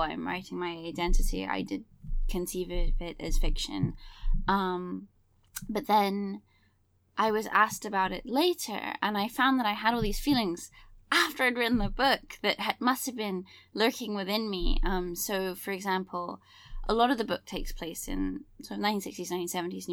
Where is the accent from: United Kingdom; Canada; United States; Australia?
United Kingdom; England; I grew up in England